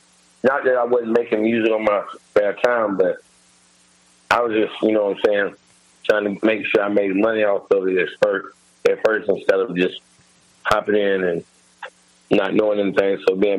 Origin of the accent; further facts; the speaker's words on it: Birmingham, Alabama, United States; moved away; also born or lived in Atlanta, Georgia / Chicago, Illinois; I'm originally from Alabama, okay. by way of Birmingham, and used to live in Atlanta for a long time, and then I ended up moving to Chicago. So I really just be back and forth between Atlanta and Chicago now.